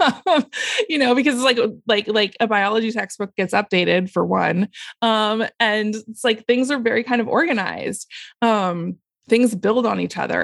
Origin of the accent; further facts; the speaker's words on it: Portland, United States; I uh, grew up, was born and raised in Portland